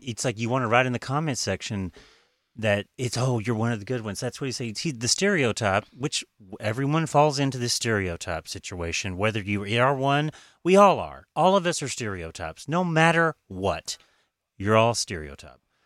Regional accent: Oklahoma, United States; I'm from Oklahoma.

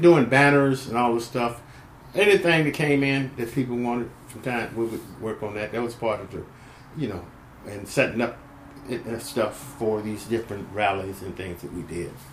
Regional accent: San Francisco, California, United States; also born or lived in Grand Rapids, Michigan, United States; I came to the Bay Area as a young person, a kid, uh, when I was in 1951, about 1951. Uh, um, about seven, eight, going on eight years of age

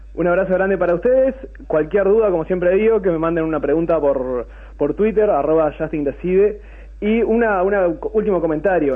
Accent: Durazno, Uruguay; yo soy oriundo de Durazno

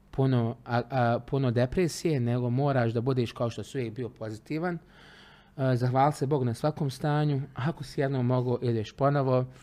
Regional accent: Travnik, Federation of Bosnia and Herzegovina, Bosnia & Herzegovina; also born or lived in Trogir, Croatia; rođen sam u Travniku, rođeni sam Trančanin. Uh, jedno vrijeme, za vrijeme rata sam živio par mjeseci u Trogiru, u Hrvatskoj, na Čijovu.

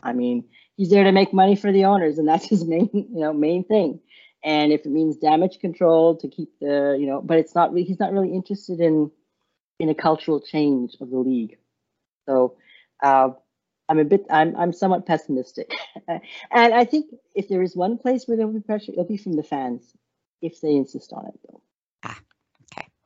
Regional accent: Montreal, Quebec, Canada; also born or lived in India; now in Ottawa, Canada; we came to Montreal from India when I was about four

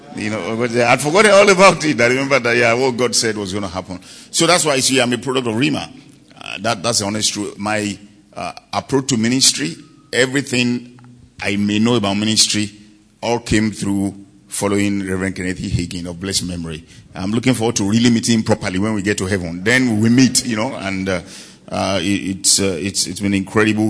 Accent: Nigeria; I came all the way from Nigeria.

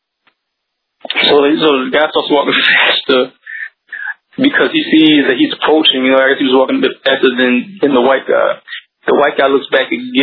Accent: Baltimore, Maryland, United States; I'm from Baltimore

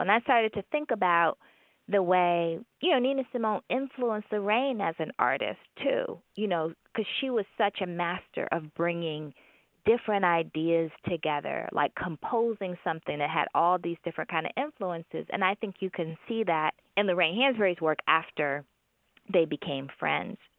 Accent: Birmingham, Alabama, United States; my hometown of Birmingham

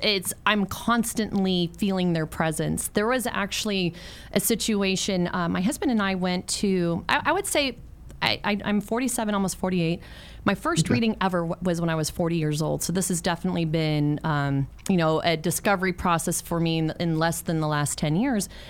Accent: San Francisco, California, United States; also born or lived in Mexico; San Francisco where I grew up

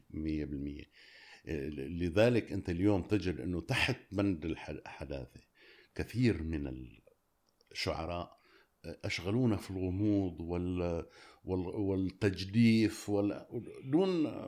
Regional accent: Syria; أنا اليوم سوري

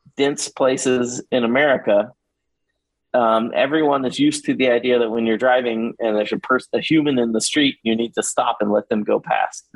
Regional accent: Houston, Texas, United States; I grew up in Houston

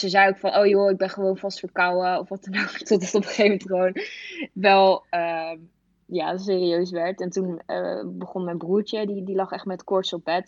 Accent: Epe, Gelderland, Netherlands; moved away; Ik kom uit Gelderland op de Veluwe

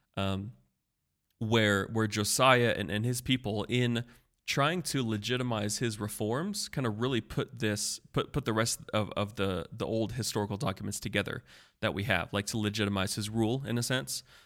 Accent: Hillsboro, Kansas, United States; the college that I went to is Tabor College in my hometown, Hillsborough, Kansas.

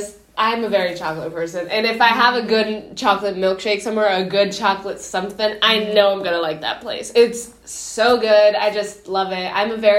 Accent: Mexico; also born or lived in Mexico City; now in United States; because I'm from Mexico, and I would have it when I like lived in Mexico City

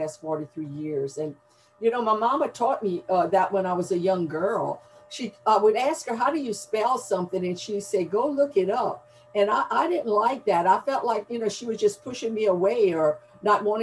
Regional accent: Gonzales, Louisiana, United States; accent: Cajun accent, Southern drawl; now in Houma, United States; And the language I'm coming to you with is a Cajun accent, a Southern drawl. You know, I live down here by the Gulf of Mexico and in Houma, Louisiana. And I was born in Gonzales, Louisiana, which is mid-Louisiana. So I'm definitely a Louisiana girl.

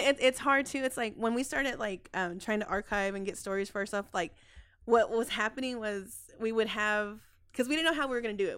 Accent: Dallas, Texas, United States; I grew up in Oak Cliff

